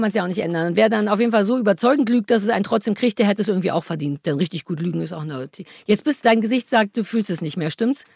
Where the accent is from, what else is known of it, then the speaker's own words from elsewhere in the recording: Berlin, Germany; moved away as an adult; Ich bin ja wirklich in Berlin Mitte geboren und habe da immer gelebt